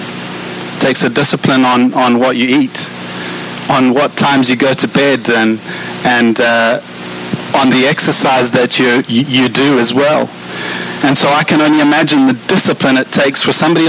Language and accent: English; South Africa; I'm South African